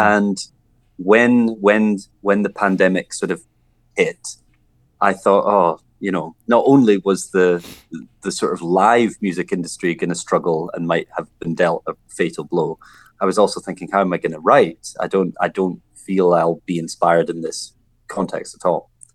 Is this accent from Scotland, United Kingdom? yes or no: yes; Scotland, United Kingdom; growing up in Scotland